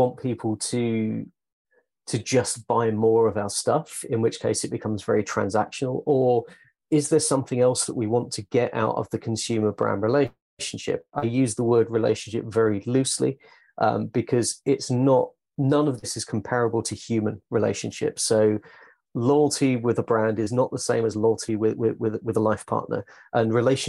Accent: United Kingdom; I'm British

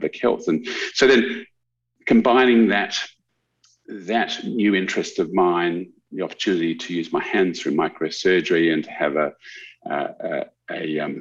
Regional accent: Canberra, Australian Capital Territory, Australia; moved away as an adult; now in Adelaide, Australia; I grew up in Canberra, and I was born in Adelaide, but Dad got a job with a CSIRO when I was five. So I grew up in Canberra, went to school in Canberra

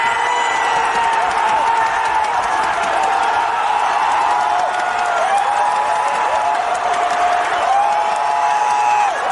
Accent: Philadelphia, Pennsylvania, United States; now in Tampa Bay, United States; I am from Philadelphia

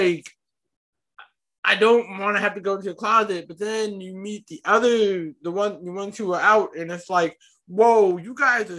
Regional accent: Charlotte, North Carolina, United States; also born or lived in Raleigh, North Carolina; I was born in Charlotte

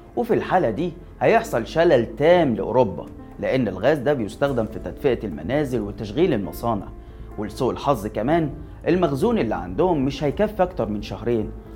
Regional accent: Egypt; انا كمواطن مصري

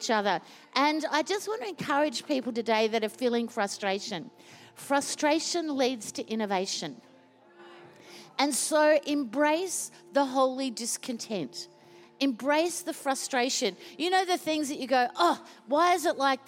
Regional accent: Queensland, Australia; now in Melbourne, Australia; I was born in Queensland

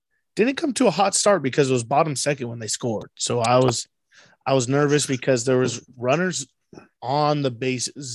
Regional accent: San Diego, California, United States; we're from San Diego

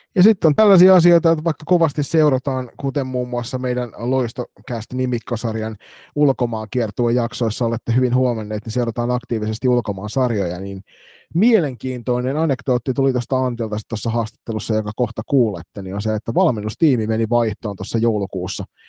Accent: Turku, Southwest Finland, Finland; born or raised there

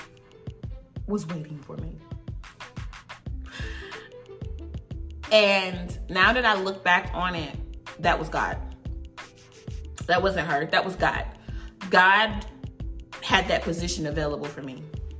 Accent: Wallace, North Carolina, United States; moved away as an adult; also born or lived in Durham, North Carolina; I'm from a small town in North Carolina. It's probably got like 2 stoplights and a Walmart

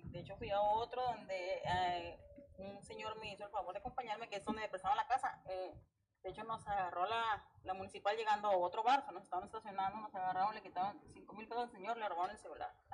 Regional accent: Torreón, Coahuila, Mexico; no, de turista, vengo de Torreón

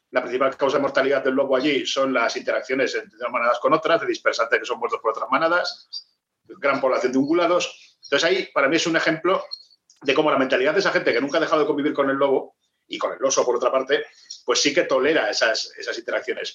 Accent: Maestrazgo, Spain; conozco mi pueblo, Maestrazgo

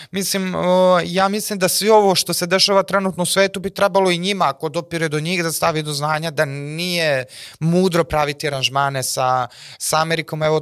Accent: Serbia; mi moramo kao Srbi koji su 80-90% protiv NATO pakta

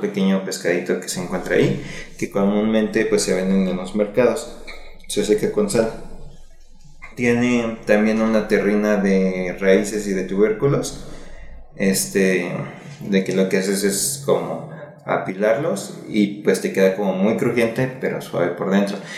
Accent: Mexico City, Mexico; yo soy de aquí, de la ciudad pues, de México, y cuando era niño yo crecí en Xochimilco

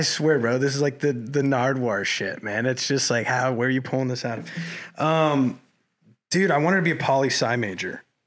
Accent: Colorado Springs, Colorado, United States; moved away as an adult; now in Los Angeles, United States; growing up in Colorado Springs

